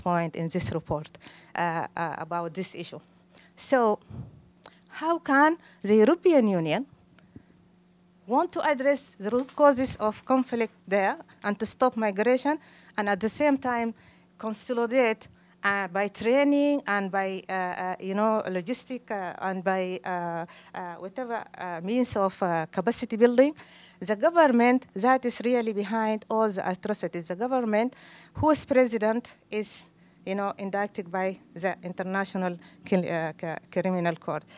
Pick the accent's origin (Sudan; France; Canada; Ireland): Sudan; El Fasher, North Darfur; moved away as an adult; now in Manchester, United Kingdom; I am from Al Fashir, from Darfur. I uh, have been here since 2002 in Britain, and I live